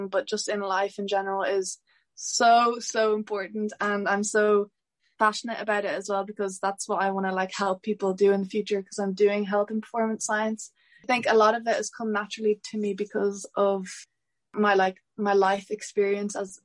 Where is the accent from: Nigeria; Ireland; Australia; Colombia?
Ireland; Mount Leinster; I'm from Mount Leinster